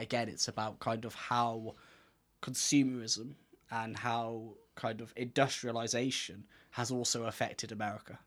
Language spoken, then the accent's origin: English; Gloucester, South West England, United Kingdom; where we're from